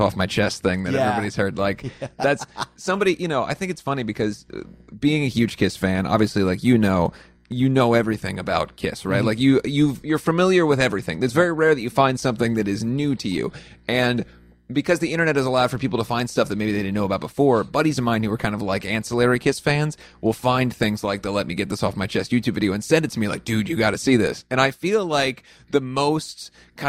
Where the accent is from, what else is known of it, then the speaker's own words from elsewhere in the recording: Midwest, United States; growing up in the Midwest